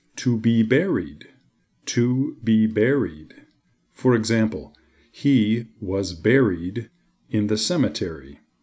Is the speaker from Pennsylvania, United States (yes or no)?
no; Boston, Massachusetts, United States; I'm from the United States, the city of Boston.